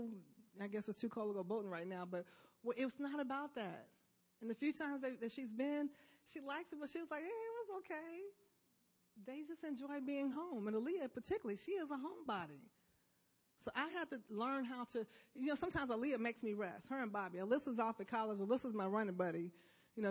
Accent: Chicago, Illinois, United States; I'm from Chicago

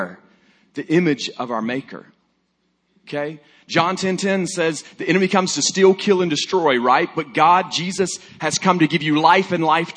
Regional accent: Alabama, United States; I'm from Alabama

